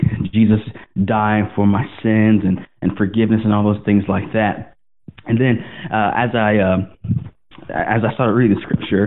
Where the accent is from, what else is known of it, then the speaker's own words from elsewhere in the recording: Greenville, South Carolina, United States; moved away; I grew up in Greenville, and we went to church when I was younger